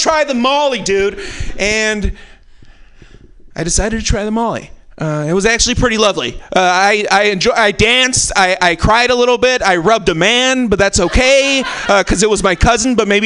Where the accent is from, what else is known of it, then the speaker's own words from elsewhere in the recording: California, United States; I'm from California